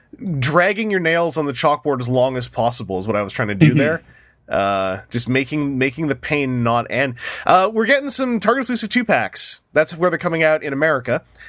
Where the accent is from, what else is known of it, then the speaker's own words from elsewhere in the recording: Canada; I might pick it up if it's not hard to get as a Canadian.